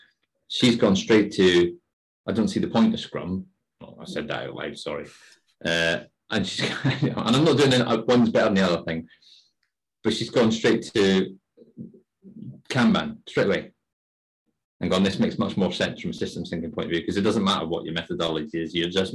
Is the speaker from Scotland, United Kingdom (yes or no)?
yes; Scotland, United Kingdom; as a Scotsman